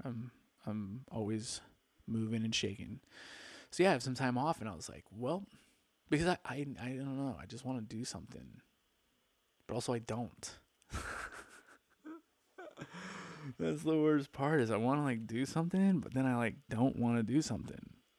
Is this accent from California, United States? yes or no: yes; Palm Springs, California, United States; also born or lived in Newport Beach, California; I grew up in Palm Springs